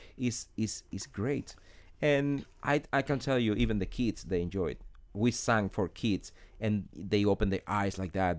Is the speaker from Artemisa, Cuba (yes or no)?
no; Holguín, Cuba; English is a second language; moved away as an adult; now in Miami, United States; I remember being a kid in my hometown, uh, Holguin.